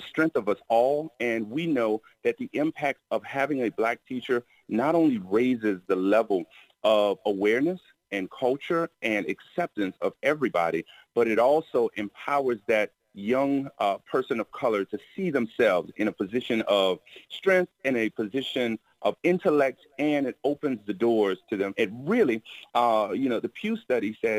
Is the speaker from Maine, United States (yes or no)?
no; Miami, Florida, United States; growing up in Miami, the weather was great